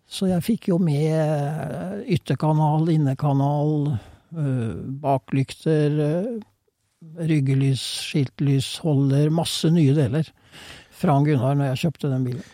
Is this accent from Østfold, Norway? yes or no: yes; Fredrikstad, Østfold, Norway; i Fredrikstad, der jeg kommer fra